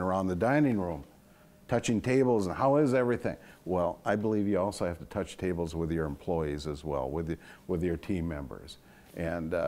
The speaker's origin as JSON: {"language": "English", "town": "Sauk City", "region": "Wisconsin", "country": "United States", "tie": "born or raised there", "also_born_or_lived": "Prairie du Sac / Madison", "said": "I got to move back to my hometown of Sauk City and Prairie du Sac from Madison"}